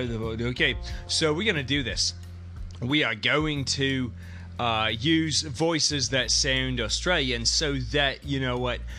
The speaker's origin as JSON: {"language": "English", "country": "Canada", "said": "because we're Canadian, so we always give up our rights."}